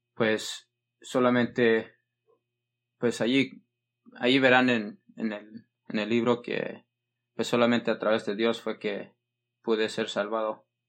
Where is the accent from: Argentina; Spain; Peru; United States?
United States; California; yo nací en California, en Estados Unidos